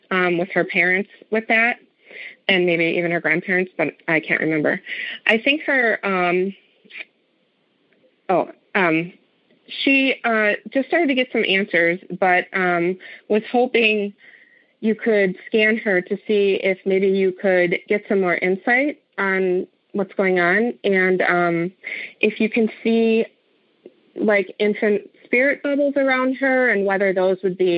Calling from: Chicago, Illinois, United States; I am calling from Chicago.

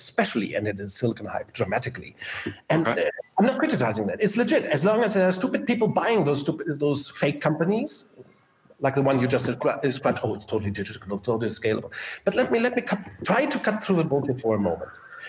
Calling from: Germany; And I'm talking from Germany.

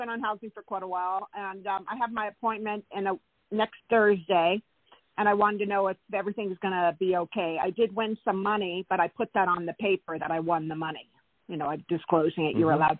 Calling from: California, United States; from California.

